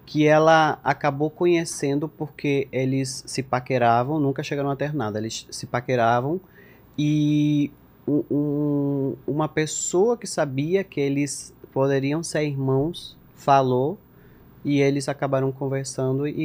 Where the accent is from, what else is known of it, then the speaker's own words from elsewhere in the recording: Minas, Lavalleja, Uruguay; also born or lived in José Ignacio; Eu, eu nasci cresci em Minas e morei, morei um pouquinho em José Inácio